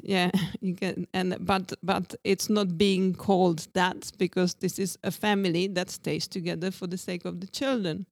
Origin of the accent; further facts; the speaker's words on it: Brno, South Moravian Region, Czechia; English is a second language; moved away as an adult; also born or lived in Brighton, United Kingdom / Mallorca, Spain / Ibiza, Spain / Greece; now in Czech Republic; I come from Brno